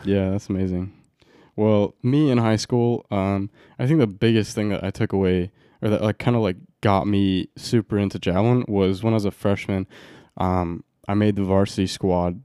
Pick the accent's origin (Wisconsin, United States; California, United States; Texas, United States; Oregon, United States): Oregon, United States; Roseburg; I grew up in Roseburg, Oregon.